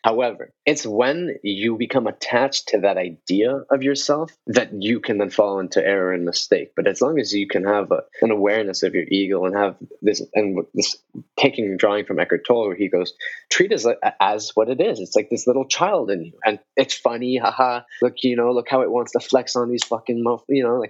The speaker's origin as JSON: {"language": "English", "country": "Colombia", "lives_now": "Canada", "said": "oh, I'm from Colombia, you know, but I live in Canada."}